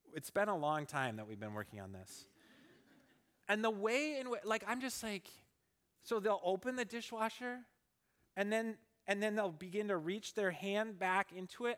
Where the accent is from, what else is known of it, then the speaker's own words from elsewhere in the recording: Minnesota, United States; I grew up in Minnesota